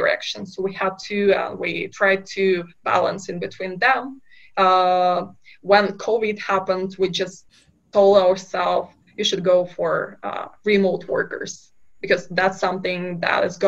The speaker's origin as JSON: {"language": "English", "country": "Kazakhstan", "tie": "born or raised there", "moved": "yes", "said": "I'm originally from Kazakhstan, from a very small town in Kazakhstan"}